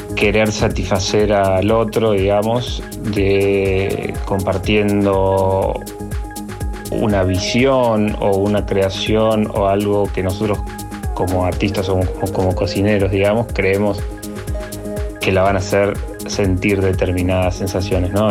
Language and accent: Spanish; Bariloche, Río Negro, Argentina; moved away as an adult; now in Córdoba, Argentina; yo nací en Bariloche, Bariloche es una ciudad muy atravesada por el turismo y bueno, siempre recuerdo de, chico las salidas a comer con mi familia